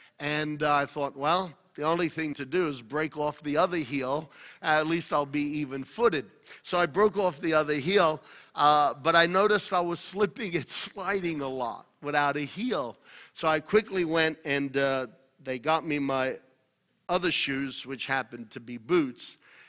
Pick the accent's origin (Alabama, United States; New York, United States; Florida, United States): New York, United States; We both grew up in New York. We're both from Italian background, Italian descent.